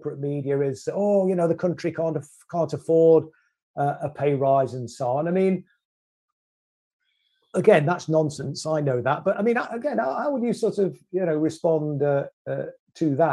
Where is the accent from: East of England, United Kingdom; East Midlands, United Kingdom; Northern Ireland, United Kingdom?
East Midlands, United Kingdom; Derby; my hometown of Derby back in 1971